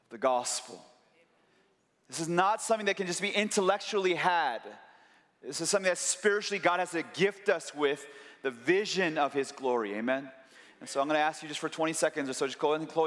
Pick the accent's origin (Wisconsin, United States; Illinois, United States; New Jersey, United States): Illinois, United States; Chicago; I'm from Chicago